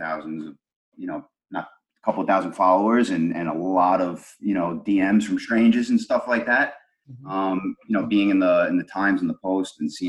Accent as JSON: {"language": "English", "town": "New York City", "region": "New York", "country": "United States", "tie": "born or raised there", "moved": "as an adult", "lives_now": "California, United States", "said": "Growing up in Brooklyn"}